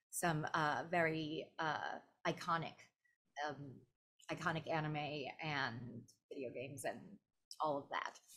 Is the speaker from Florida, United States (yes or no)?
yes; Orlando, Florida, United States; I was part of my my hometown anime con, anime festival Orlando